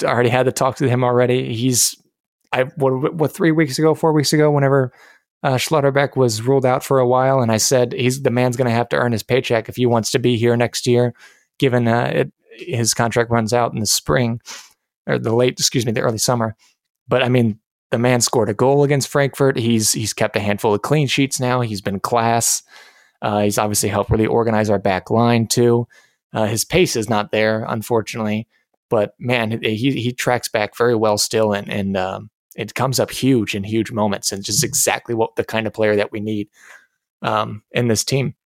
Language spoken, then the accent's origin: English; United States